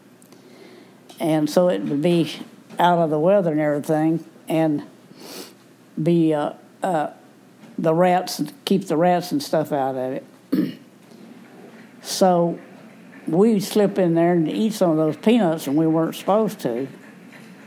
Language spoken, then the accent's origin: English; Woden, Texas, United States; also born or lived in Blackjack; We lived in Woden. I was born in Woden.